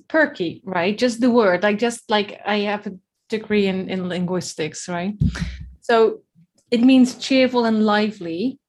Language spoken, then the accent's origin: English; Netherlands; Way too Dutch for that.